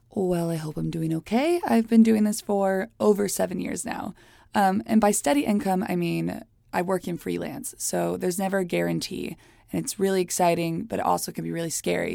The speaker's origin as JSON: {"language": "English", "town": "Hialeah", "region": "Florida", "country": "United States", "tie": "born or raised there", "also_born_or_lived": "New York City", "moved": "as an adult", "lives_now": "Los Angeles, United States", "said": "I was born in Miami, Florida, in a very fun, extremely Cuban place called Hialeah"}